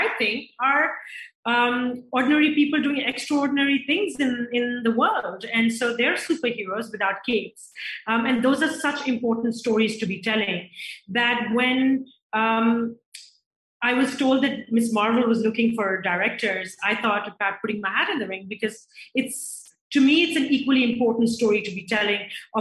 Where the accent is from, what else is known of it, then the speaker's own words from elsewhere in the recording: Pakistan; my home city